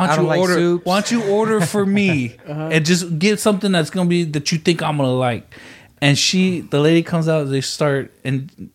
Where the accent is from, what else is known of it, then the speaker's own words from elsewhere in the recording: San Antonio, Texas, United States; also born or lived in Odessa, Texas; I grew up in San Antonio, Odessa.